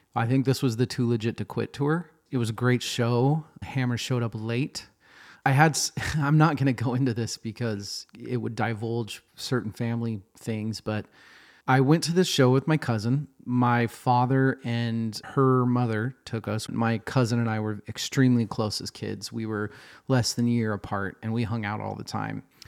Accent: Boise, Idaho, United States; also born or lived in Seattle, Washington; now in Portland, United States; I grew up in Boise, Idaho

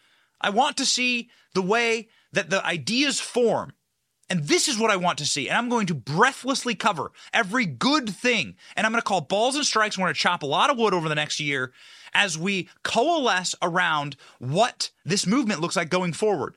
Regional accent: Iowa, United States; where I was raised in Iowa

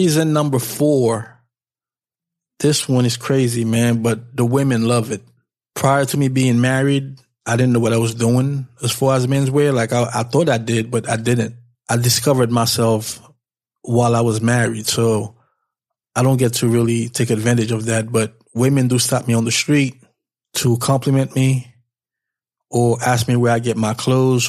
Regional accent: New York, United States; I'm from New York

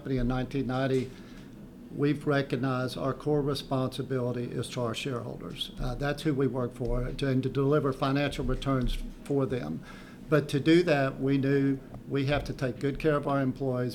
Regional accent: Midland, Texas, United States; now in Austin, United States; I grew up in Midland, and we've been operating and working in the Permian for over 30 years now

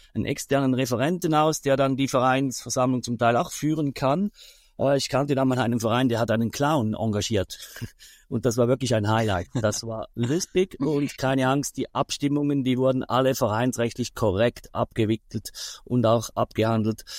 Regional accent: Switzerland; bei uns in der Schweiz

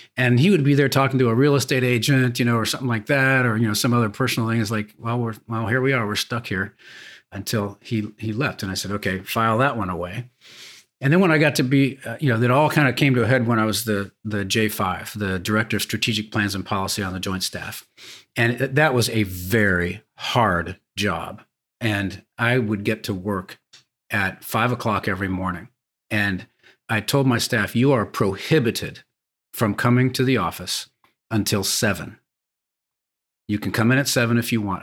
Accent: San Diego, California, United States; I grew up sailing on San Diego Bay

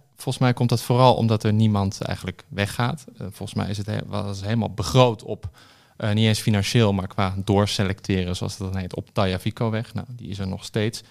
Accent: Amsterdam, North Holland, Netherlands; ik ben opgegroeid in Amsterdam

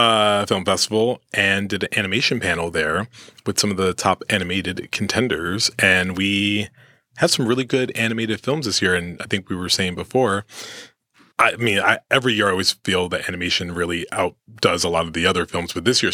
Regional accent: New York, United States; I grew up on the East Coast in the streets of New York

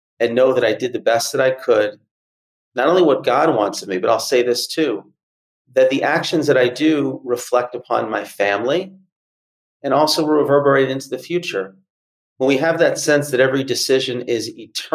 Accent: Atlanta, Georgia, United States; I grew up in Atlanta

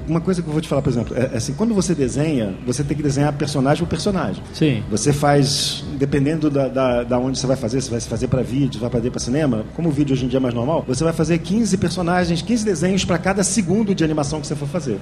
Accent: Rio de Janeiro, Brazil; eu sou do Rio

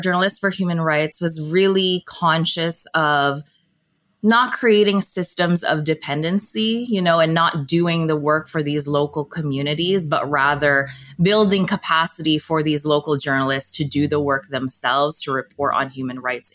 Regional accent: Toronto, Ontario, Canada; also born or lived in Manila, Philippines / Markham, Canada; I was born in Manila, Philippines, And I moved to Scarborough, Canada, which is a city just within the greater Toronto area. And I moved when I was just 4 years old

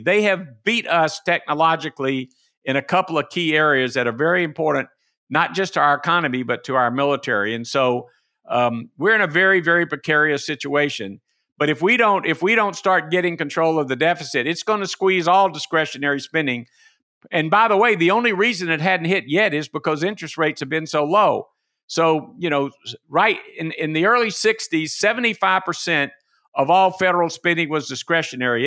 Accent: Macon, Georgia, United States; my hometown of Macon, Georgia

